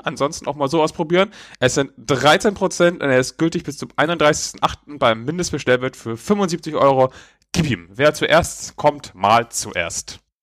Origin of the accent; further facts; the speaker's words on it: Neumünster, Schleswig-Holstein, Germany; moved away; meine alte Heimatstadt Neumünster